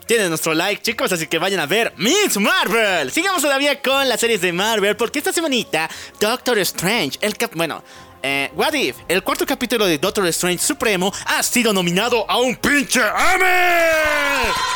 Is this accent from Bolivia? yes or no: yes; Bolivia; Somos de Bolivia